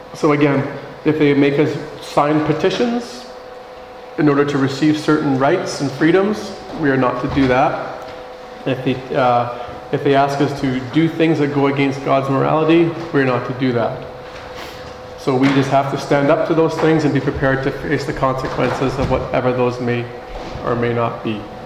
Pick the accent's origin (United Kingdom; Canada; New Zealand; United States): Canada; our responsibility as Canadian citizens